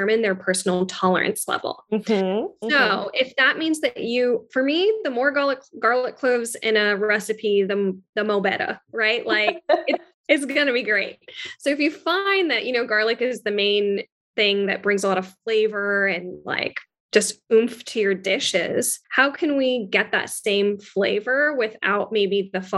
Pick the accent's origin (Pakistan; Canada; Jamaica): Pakistan; I'm Pakistani, and the base of all of our foods is onion, garlic, and tomatoes